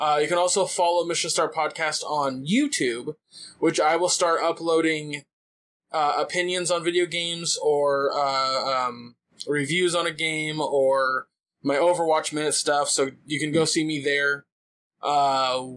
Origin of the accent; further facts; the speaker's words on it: California, United States; I'm Californian